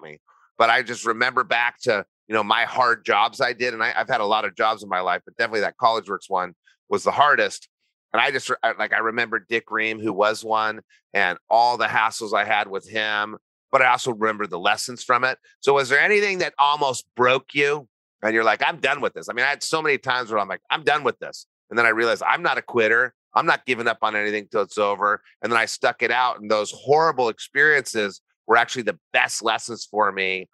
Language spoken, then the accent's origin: English; New Mexico, United States; I grew up in New Mexico